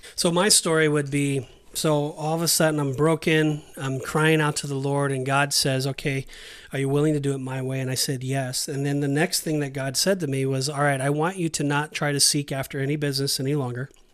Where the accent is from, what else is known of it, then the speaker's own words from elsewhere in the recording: Southern California, United States; moved away as an adult; also born or lived in Saint George, Utah; now in Kissimmee, United States; we're born and raised in Southern California